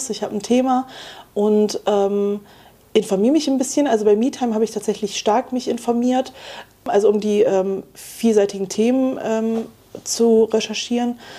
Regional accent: Wuppertal, North Rhine-Westphalia, Germany; in meiner Heimat Wuppertal gab es das Medienprojekt Wuppertal

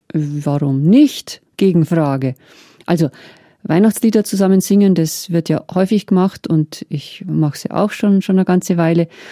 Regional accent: Meierndachten, Bavaria, Germany; ich habe Marienlieder viel gesungen in meiner Kindheit in Meierndachten

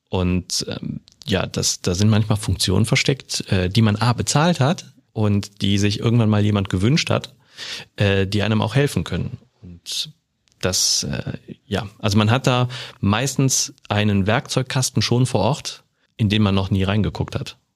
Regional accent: Rhineland, Germany; now in Bavaria, Germany; Also das lernt man in Bayern als Rheinländer.

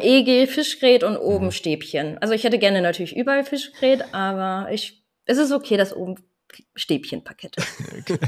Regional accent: Landkreis Vechta, Lower Saxony, Germany; moved away as an adult; ich bin 28 Jahre alt und ich komme aus dem Landkreis Fechter

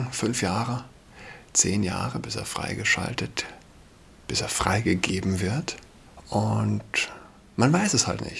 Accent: Saarland, Germany; now in Berlin, Germany; Ich bin Saarländer und ich kenne es nicht. Ja. Also, als ich ein Kind war, 31, als ich ein Kind war, gab es kein Halloween.

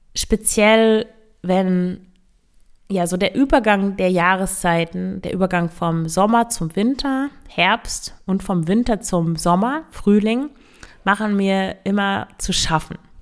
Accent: Northern Germany, Germany; Ich komme ja aus Norddeutschland

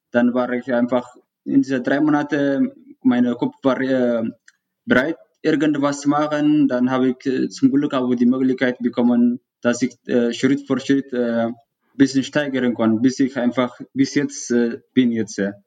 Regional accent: Eritrea; German is a second language; moved away as an adult; also born or lived in Sudan; now in Traunstein, Germany; Ich, äh, ich komme aus Eritrea. Ich lebe seit äh, sieben Jahren in Deutschland, beziehungsweise in Bayern in Traunchen.

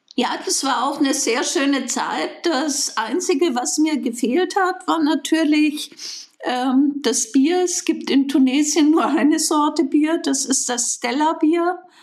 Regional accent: Bayreuth, Bavaria, Germany; ich bin gebürtige Bayreutherin

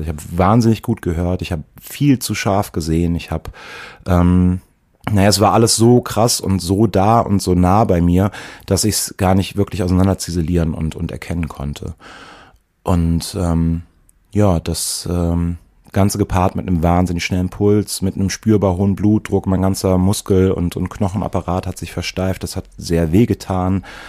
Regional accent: Eifel, near Prüm, Rhineland-Palatinate, Germany; moved away; ich bin in der Eifel aufgewachsen, auch in einem Arm der Eifel, der wirklich dünn besiedelt ist

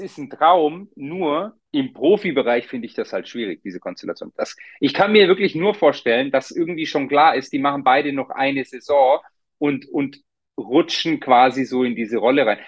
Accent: Germany; also born or lived in Munich; bei uns in Deutschland

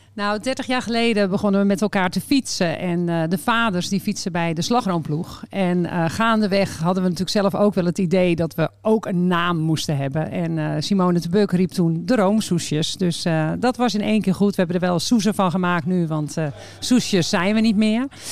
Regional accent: Warmenhuizen, North Holland, Netherlands; ik kom uit Warme Huizen

